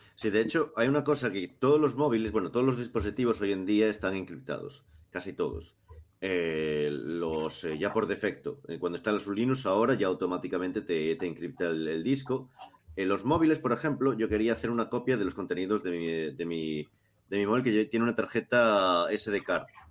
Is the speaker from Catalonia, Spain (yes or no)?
no; Cariño, Galicia, Spain; en mi pueblo, en Cariño